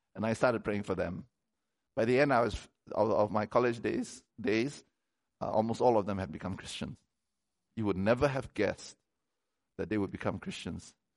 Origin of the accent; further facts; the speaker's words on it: Malaysia; moved away as an adult; I come from Malaysia